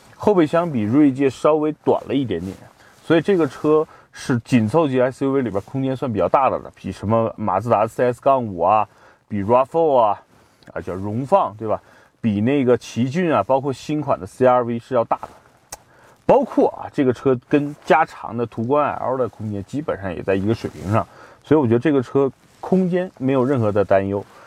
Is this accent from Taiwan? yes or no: no; Qinghai, China; moved away; 我是在青海出生的，所以对这儿特别有一份独特的感情